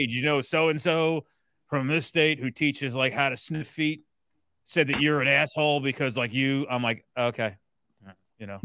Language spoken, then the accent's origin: English; New Jersey, United States; I'm from Jersey